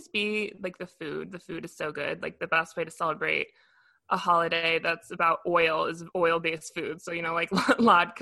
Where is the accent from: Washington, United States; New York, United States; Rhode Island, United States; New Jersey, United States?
New York, United States; Westchester; I grew up in Westchester